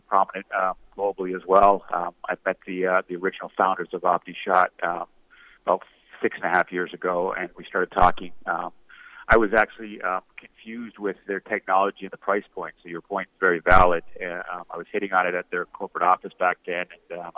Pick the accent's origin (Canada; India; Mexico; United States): Canada; I'm a Canadian kid